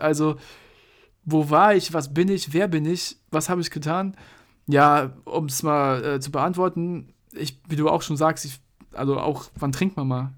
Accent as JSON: {"language": "German", "town": "Mainz", "region": "Rhineland-Palatinate", "country": "Germany", "said": "wir sind ja Mainzer"}